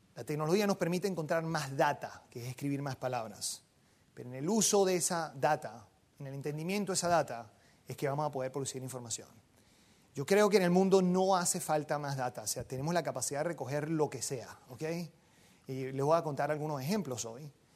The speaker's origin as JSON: {"language": "Spanish", "country": "Venezuela", "said": "yo soy venezolano"}